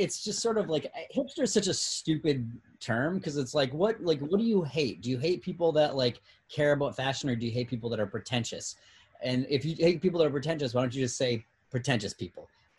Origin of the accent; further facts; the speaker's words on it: Massachusetts, United States; I'm from Southern Massachusetts.